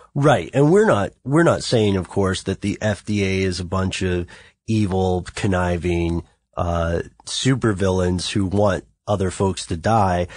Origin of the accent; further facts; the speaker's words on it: United States; We are all from the United States